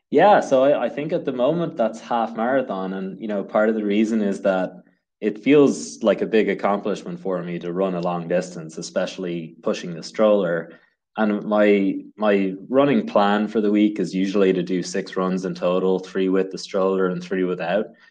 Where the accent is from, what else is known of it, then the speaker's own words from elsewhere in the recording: Dublin, Leinster, Ireland; moved away as an adult; now in Saratoga County, United States; I come from Dublin in Ireland